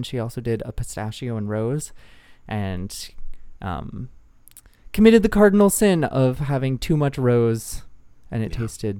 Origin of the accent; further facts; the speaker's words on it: Minnesota, United States; I wanted to be a surfer kid growing up in Minnesota.